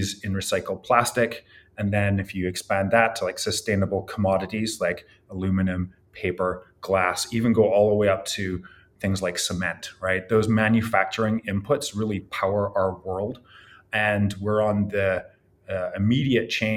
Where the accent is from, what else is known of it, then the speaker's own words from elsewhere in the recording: Scotland, United Kingdom; also born or lived in Ireland; now in California, United States; I was born in Ireland and I grew up in Scotland.